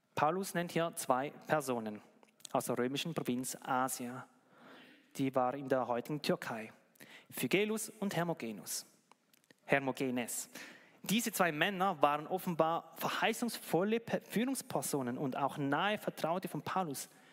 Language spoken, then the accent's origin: German; Switzerland; bei uns in der Schweiz